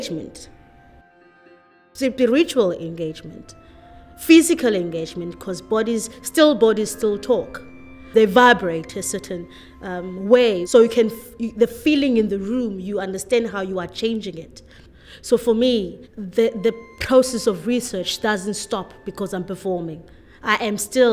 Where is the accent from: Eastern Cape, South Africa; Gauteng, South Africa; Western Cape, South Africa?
Western Cape, South Africa; Cape Town; I grew up in Khayelitsha. I grew up with both my parents, my mother and my father.